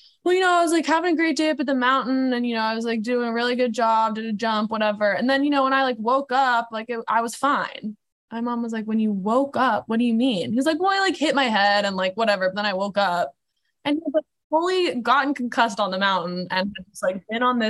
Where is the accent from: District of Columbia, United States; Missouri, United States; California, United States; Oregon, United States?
Oregon, United States; Portland; I'm from Portland, Oregon